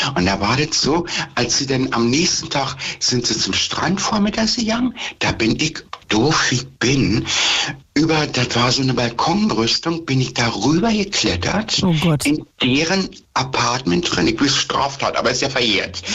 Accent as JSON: {"language": "German", "country": "Germany", "said": "hier bei uns in Deutschland"}